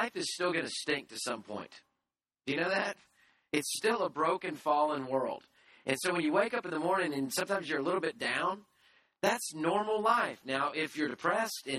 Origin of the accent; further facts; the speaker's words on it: United States; I'm an American